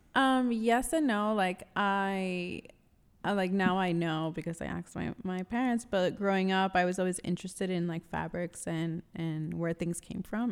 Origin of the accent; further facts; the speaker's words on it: New York City, New York, United States; I am born and raised in New York City